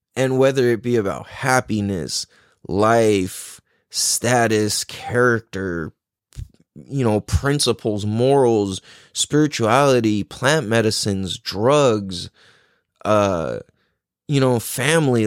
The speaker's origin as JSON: {"language": "English", "town": "San Diego", "region": "California", "country": "United States", "tie": "born or raised there", "said": "growing up in Mira Mesa"}